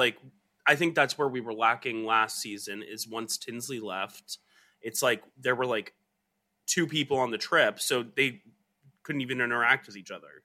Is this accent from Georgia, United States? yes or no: yes; Georgia, United States; moved away; where I grew up in Georgia